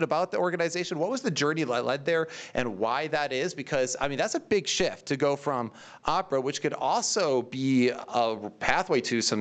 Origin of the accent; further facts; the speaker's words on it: United States; also born or lived in Michigan; I'm an American